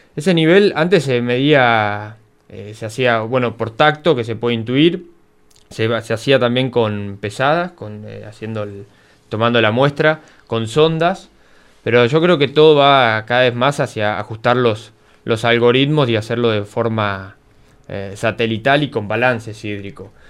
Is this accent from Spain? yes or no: no; Coronel Suárez, Buenos Aires Province, Argentina; also born or lived in Bahía Blanca; yo soy de acá de Colón Suárez